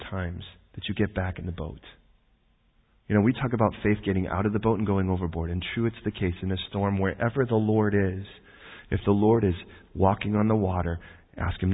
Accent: United States; I'm American

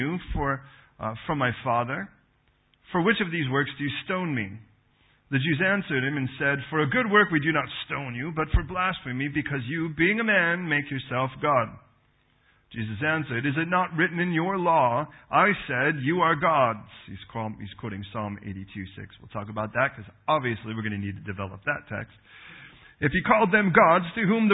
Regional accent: Los Angeles, California, United States; moved away; I'm from Los Angeles

